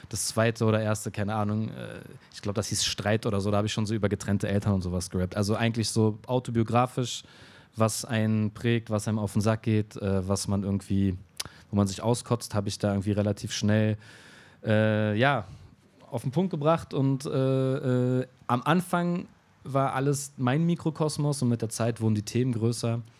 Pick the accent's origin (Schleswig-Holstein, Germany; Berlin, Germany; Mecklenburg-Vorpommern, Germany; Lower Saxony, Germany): Berlin, Germany; also wohne ich bis heute, ich bin noch nie aus Kreuzberg weggezogen, aber sehr oft umgezogen.